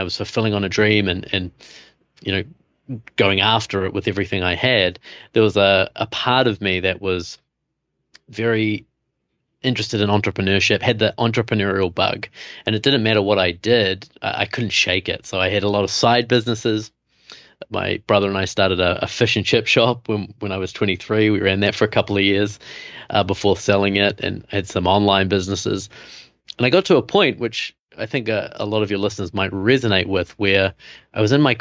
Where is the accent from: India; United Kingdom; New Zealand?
New Zealand; moved away as an adult; also born or lived in Costa Rica / Germany / Namibia; now in New York, United States; I have this funny accent. So I'm from New Zealand.